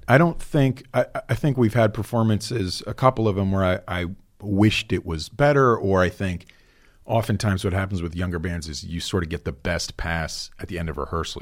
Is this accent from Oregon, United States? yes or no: no; New Jersey, United States; moved away; I grew up in New Jersey